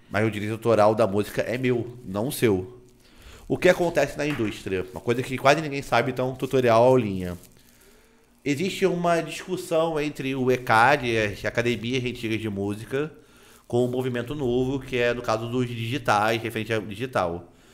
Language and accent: Portuguese; Nova Friburgo, Rio de Janeiro, Brazil; Eu sou criado numa cidade que é parecida com Itacaré, só que ela é pegada de serra